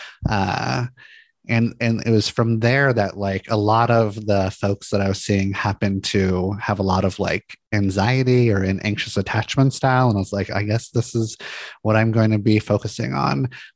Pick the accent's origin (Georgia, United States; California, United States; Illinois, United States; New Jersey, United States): California, United States; Santa Monica; I grew up in Santa Monica, California, really pretty beach town